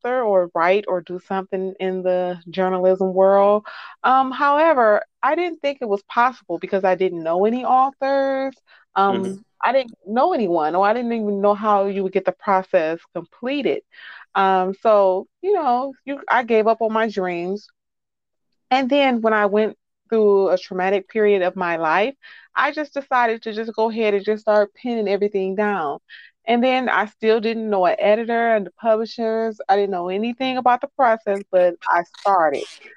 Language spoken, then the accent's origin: English; Detroit, Michigan, United States; I am from Detroit, Michigan